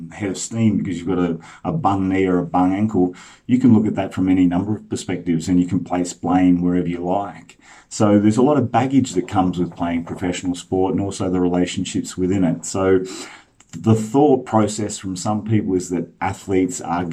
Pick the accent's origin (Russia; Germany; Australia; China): Australia; Melbourne, Victoria; I grew up in the same street as Windy Hill